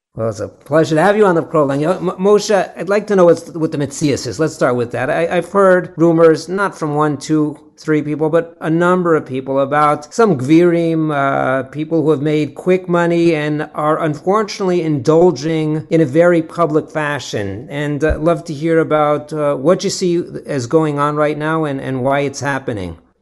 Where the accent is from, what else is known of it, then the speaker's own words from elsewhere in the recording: Los Angeles, California, United States; I'm from Los Angeles